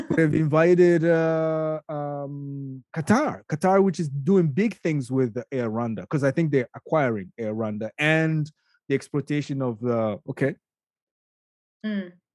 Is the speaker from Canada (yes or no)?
yes; Canada; I'm a Canadian